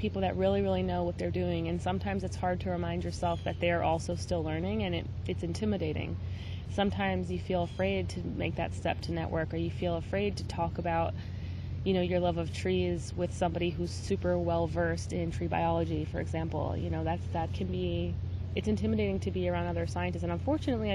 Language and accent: English; Long Island, New York, United States; I am from New York, specifically Long Island